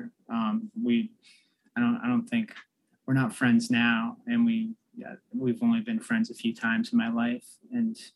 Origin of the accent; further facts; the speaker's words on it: Andover, Massachusetts, United States; also born or lived in Stoughton, Massachusetts / Randolph, Massachusetts; I spent most of my time in Andover, Massachusetts